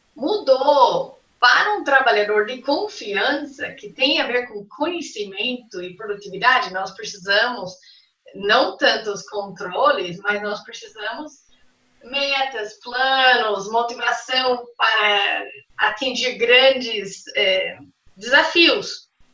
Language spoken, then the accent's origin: Portuguese; United States; Portuguese is a second language; moved away as an adult; now in Brazil; eu sou americana, eu estou em Brasil 23 anos, quase 24